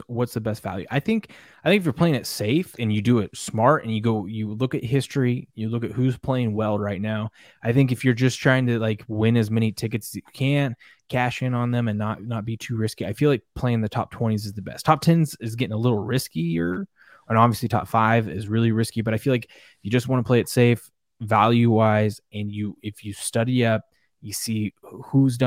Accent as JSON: {"language": "English", "region": "Pacific Northwest", "country": "United States", "said": "we're from the Pacific Northwest"}